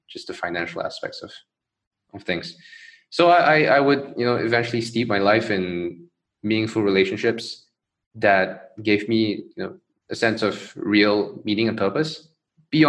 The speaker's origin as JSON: {"language": "English", "town": "Johor Bahru", "region": "Johor", "country": "Malaysia", "tie": "born or raised there", "said": "I grew up in Malaysia, in Johor Bahru, basically a city right across the causeway"}